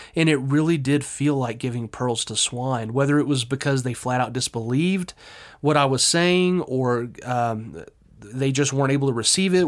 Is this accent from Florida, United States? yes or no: no; Texas, United States; I'm very Texan